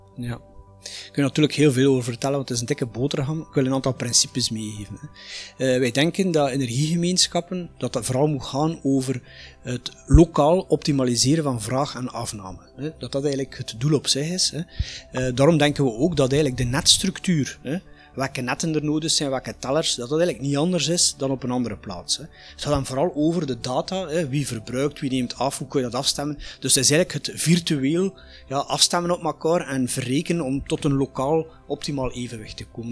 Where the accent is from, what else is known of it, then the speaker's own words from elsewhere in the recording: Flanders, Belgium; bij ons in Vlaanderen